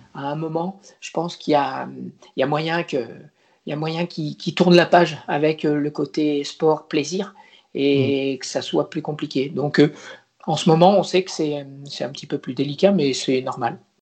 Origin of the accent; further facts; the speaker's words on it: Poitiers, Nouvelle-Aquitaine, France; moved away as an adult; also born or lived in La Rochelle / Caen; Je viens d'une région plutôt plate, euh, qui est la région de Poitiers, le Poitou